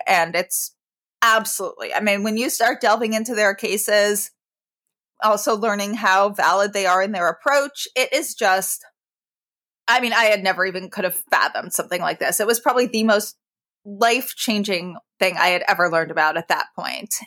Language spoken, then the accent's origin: English; New York, United States; I grew up in New York